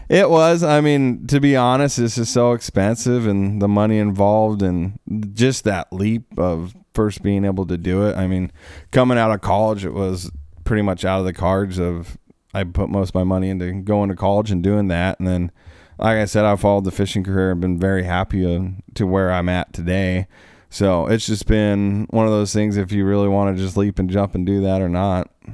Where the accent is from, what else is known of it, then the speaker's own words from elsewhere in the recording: Alaska, United States; moved away; also born or lived in Oregon; I grew up in Alaska.